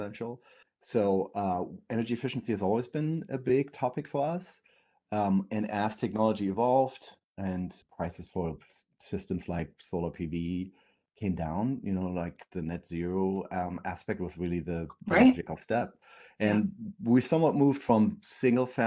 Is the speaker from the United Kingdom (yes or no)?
no; Germany; moved away as an adult; now in Portland, United States; I'm originally from Germany. I used to be a contractor in Germany and moved to Portland in 2006